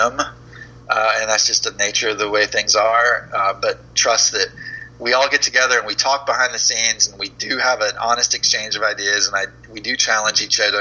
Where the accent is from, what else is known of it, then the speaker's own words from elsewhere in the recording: Florida, United States; also born or lived in Georgia; I grew up in Florida, but I've spent a lot of time in Georgia